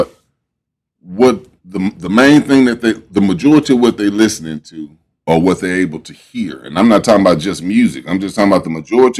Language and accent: English; Houston, Texas, United States; I was born and raised in Third Ward